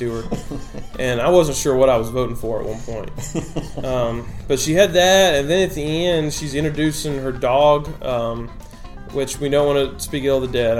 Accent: Alabama, United States; accent: Southern; I'm from Alabama. That's the bad thing is I have an accent, but it's not even that strong

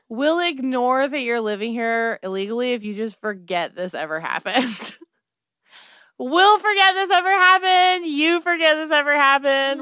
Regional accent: United States; I'm an American

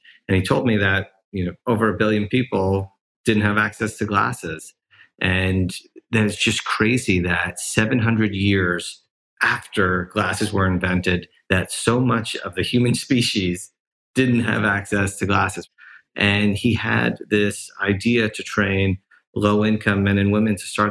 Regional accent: New York City, New York, United States; I grew up in New York City

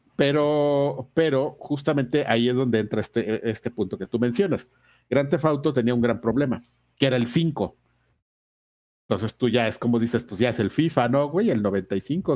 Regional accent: Mexico; Yo soy un puro mexicano, nacido en esta tierra, en esta hermosa tierra, mi linda nación.

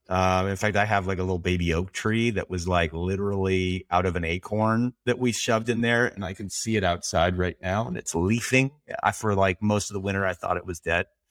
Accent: Canada; as a Canadian, my Canadian passport can get me into Iran

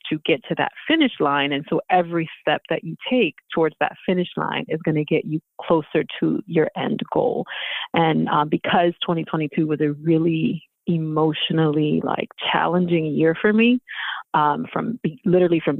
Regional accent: Houston, Texas, United States; now in Philadelphia, United States; I've been in Philly for most of my life. I wasn't born in Philly though. I'm from Houston. I was born in Houston.

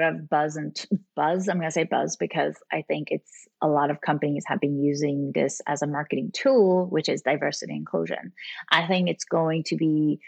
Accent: Sweden; I'm actually from Sweden.

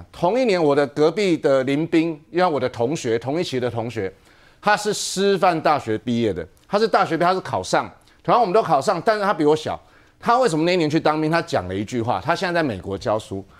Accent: Taiwan; 你赵康不是整天在挑衅我们台湾人吗？

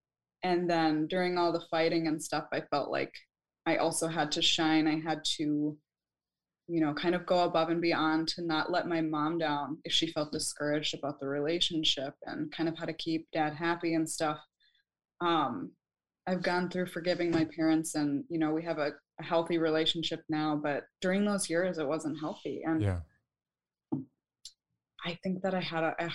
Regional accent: Minnesota, United States; moved away as an adult; now in California, United States; I live in California now. Yeah. I grew up in Minnesota

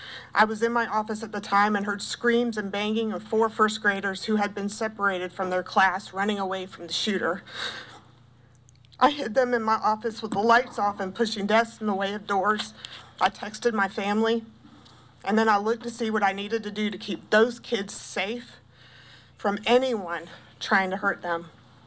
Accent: South Carolina, United States; also born or lived in Pendleton, South Carolina; I grew up in South Carolina. My family has been in this state since the 1700s. I have lived and worked only in South Carolina my entire life. This state is my home

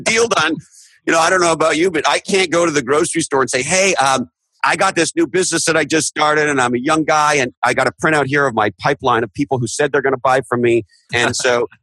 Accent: Canada; now in United States; I'm originally from Canada

